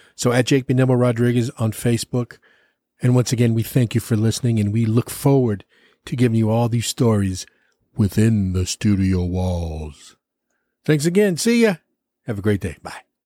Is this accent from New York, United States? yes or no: no; East Chicago, Indiana, United States; also born or lived in Minneapolis / Los Angeles; now in Austin, United States; I am born and raised in East Chicago, Indiana